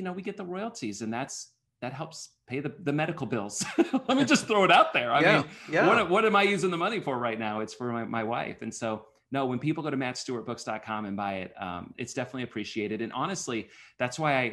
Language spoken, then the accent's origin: English; Omaha, Nebraska, United States; now in Kansas City, United States; Born and raised in Omaha, Nebraska, but Kansas City is truly home